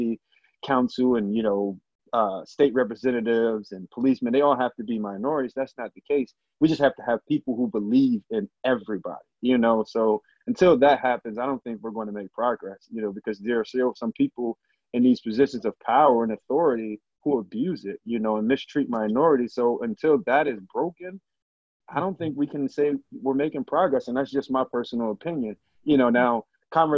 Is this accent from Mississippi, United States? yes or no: no; Harrisburg, Pennsylvania, United States; growing up in Harrisburg